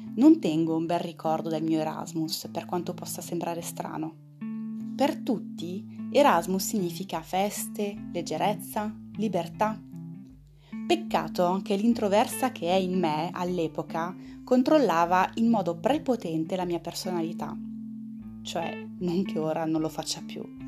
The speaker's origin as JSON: {"language": "Italian", "country": "France", "also_born_or_lived": "Italy", "second_language": "Italian", "moved": "as an adult", "said": "da francese"}